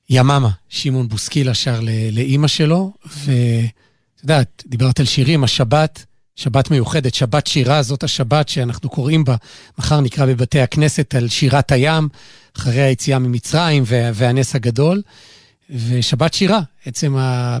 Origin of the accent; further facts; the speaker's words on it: Gimzo, Central District, Israel; אני לא, לא גדלתי במלאך, אבל גדלתי במושב גמזו